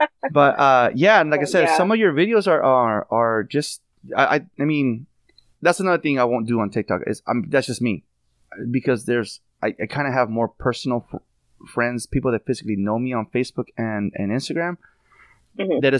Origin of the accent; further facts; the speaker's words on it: California, United States; I'm from California